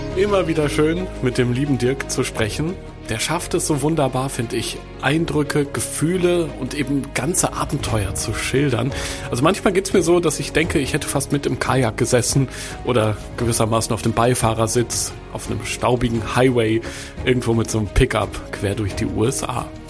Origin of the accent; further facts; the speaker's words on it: Germany; bei uns in Deutschland